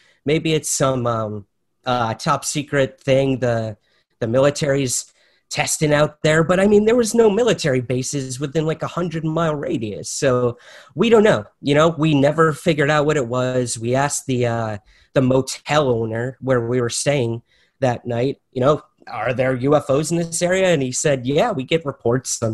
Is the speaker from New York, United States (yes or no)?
yes; Syracuse, New York, United States; I'm originally from Syracuse, New York